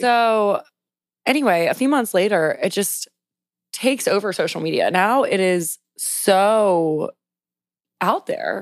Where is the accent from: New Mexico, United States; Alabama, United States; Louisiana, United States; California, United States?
Louisiana, United States; South; also born or lived in New York; now in Washington, D.C., United States; I grew up in South Louisiana